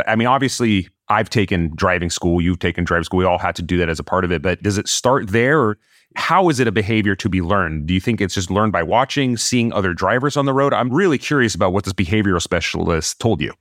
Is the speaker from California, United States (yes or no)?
yes; California, United States; also born or lived in Los Angeles; I am a Californian. I live in Los Angeles